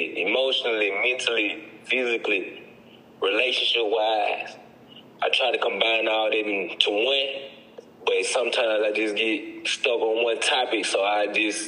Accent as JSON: {"language": "English", "town": "Forest", "region": "Mississippi", "country": "United States", "tie": "born or raised there", "said": "I'm from Falls, Mississippi."}